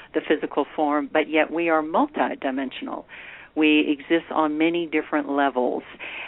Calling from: Santa Fe, New Mexico, United States; Well, I'm in Santa Fe, New Mexico.

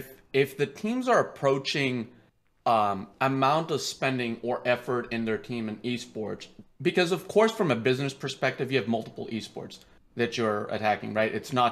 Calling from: Virginia, United States; Hi, I'm calling from Virginia.

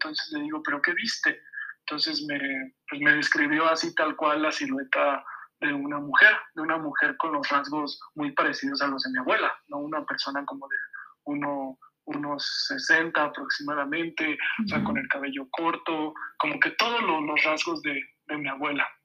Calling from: Mexico City, Mexico; de la Ciudad de México.

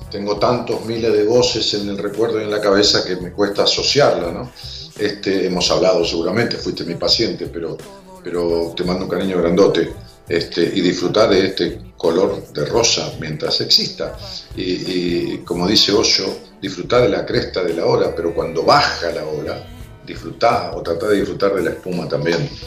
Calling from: Los Polvorines, Buenos Aires Province, Argentina; de Polvorines.

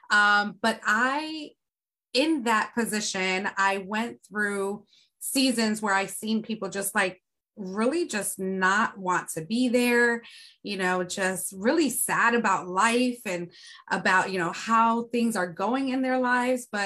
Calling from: Philadelphia, Pennsylvania, United States; I am tuning in from Philadelphia, Pennsylvania.

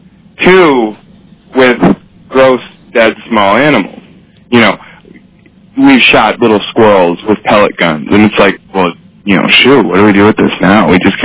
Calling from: Cambridge, Massachusetts, United States; Oh, I'm in Cambridge, Massachusetts.

